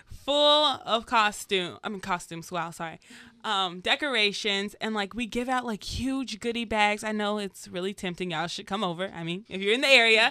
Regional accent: Georgia, United States; moved away; I'm from Georgia.

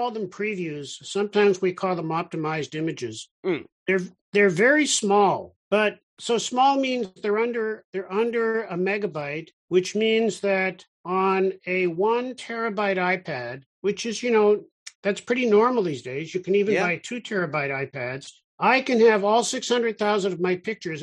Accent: Toronto, Ontario, Canada; also born or lived in Israel; I grew up in Toronto

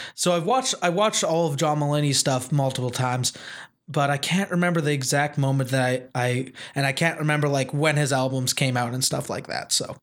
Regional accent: Wolseley, Saskatchewan, Canada; born or raised there; moved away

